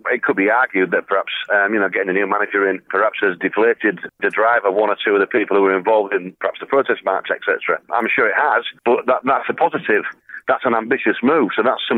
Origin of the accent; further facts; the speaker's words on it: Beverley, Yorkshire and the Humber, United Kingdom; I'm not from Hull, you see. I'm actually from Beverley, which is 8 miles north of Hull, and we're very East Yorkshire